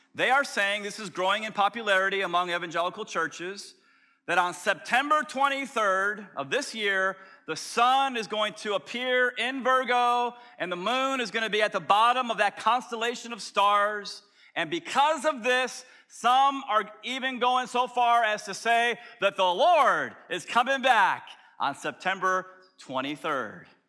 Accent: Tampa, Florida, United States; as a little scrawny kid growing up in South Tampa

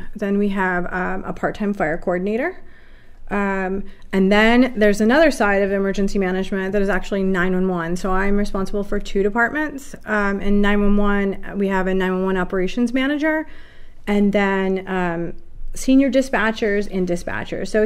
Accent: Lyons, New York, United States; moved away as an adult; also born or lived in Biloxi, Mississippi / Texas; I grew up in Lyons, New York

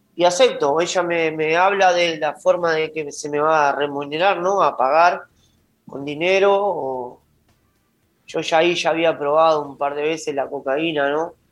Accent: Juan Lacaze, Colonia, Uruguay; also born or lived in Montevideo; yo soy de Juan la Casa oriundo

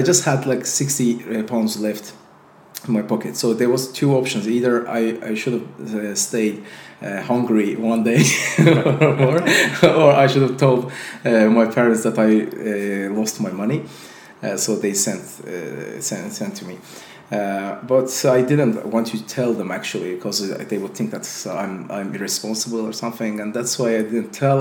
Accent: Azerbaijan; English is a second language; I'm also from Azerbaijan

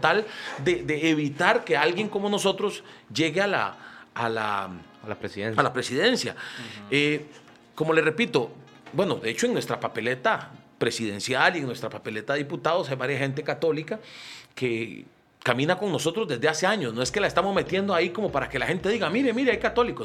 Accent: Costa Rica; como ticos

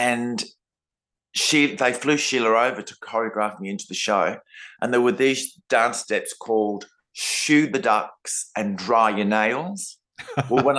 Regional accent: Adelaide, South Australia, Australia; I'm from Adelaide

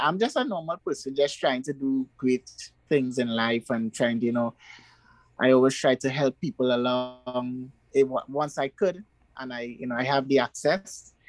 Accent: Trinidad & Tobago; I'm 28 years of age. You know, I am from Trinidad, the beautiful island of Trinidad and Tobago.

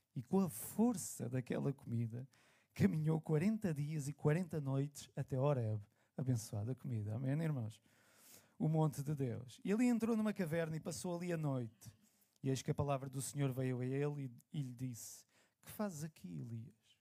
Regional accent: Lisbon, Portugal; eu sou nascido e criado aqui em Benfica, na calçada do Tejal

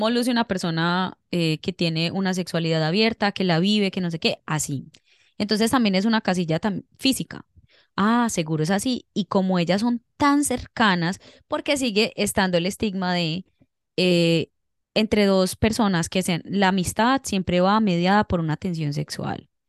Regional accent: Cali, Valle del Cauca, Colombia; sí soy, sí soy.

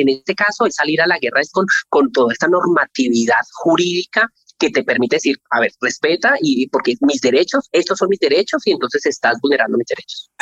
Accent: Colombia; soy colombiana

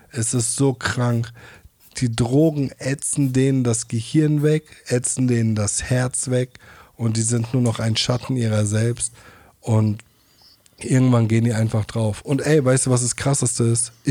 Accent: Mainz, Rhineland-Palatinate, Germany; Weil ich komme ja aus Mainz-Hechtsheim, ne?

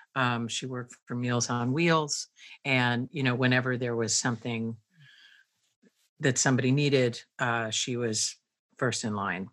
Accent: Pennsylvania, United States; I grew up in a very small town in Pennsylvania

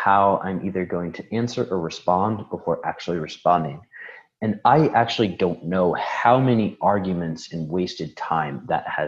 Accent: Chicago, Illinois, United States; moved away; I was born in Chicago

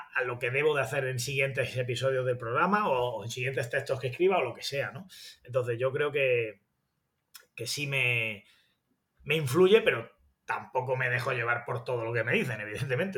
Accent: Granada, Andalusia, Spain; accent: granadino; soy de Granada

